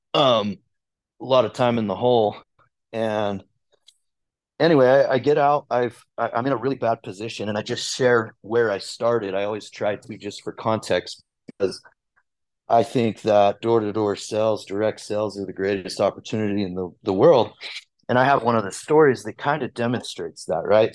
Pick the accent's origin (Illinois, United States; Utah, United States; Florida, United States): Utah, United States; Orem; also born or lived in Glendale, Salt Lake City, Utah; from Orem, Utah, originally spent uh, the first like primarily like 15 years of my life down in Orem.